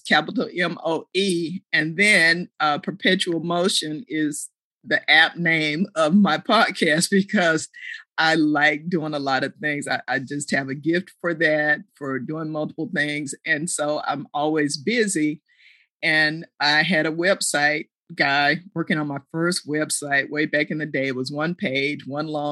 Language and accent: English; Fort Worth, Texas, United States; also born or lived in Houston, Texas; I was born in Houston, grew up in Fort Worth, Cowtown, Funky Town